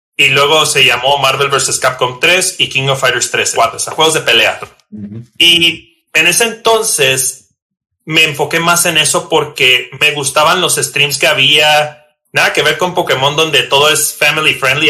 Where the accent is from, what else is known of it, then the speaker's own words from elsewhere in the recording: Tijuana, Baja California, Mexico; soy originario de Tijuana, Baja California